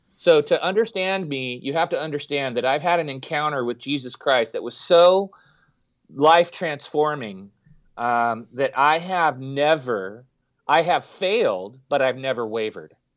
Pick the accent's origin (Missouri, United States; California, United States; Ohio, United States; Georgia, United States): California, United States; San Jose; We grew up in West San Jose, Cupertino, Saratoga